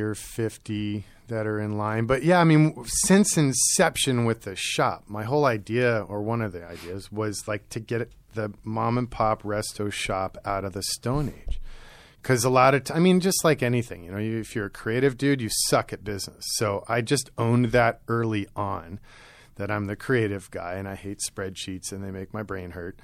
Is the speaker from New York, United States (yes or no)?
yes; New York City, New York, United States; also born or lived in rural Maryland; Maryland and then New York City. And it was our move to New York City when I was eight that opened my eye. I was in rural Maryland on a farm